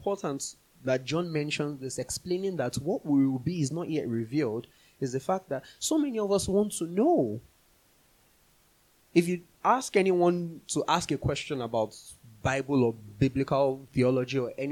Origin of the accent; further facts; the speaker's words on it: Nigeria; moved away; we grew up in Nigeria